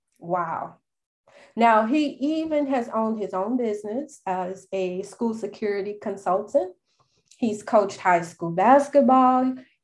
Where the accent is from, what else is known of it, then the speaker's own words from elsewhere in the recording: Chicago, Illinois, United States; I'm born and raised in Chicago